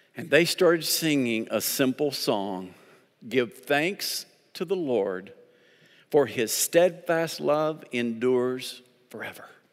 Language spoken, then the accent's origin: English; Arkansas, United States; I'm from Arkansas.